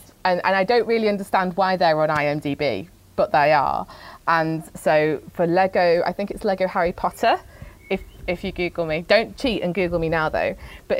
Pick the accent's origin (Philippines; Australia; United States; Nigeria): Philippines; born there; My second fact is that I was born in the Philippines.